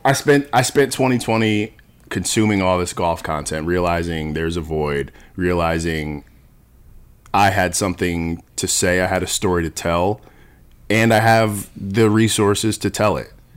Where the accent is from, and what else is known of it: New Jersey, United States; born or raised there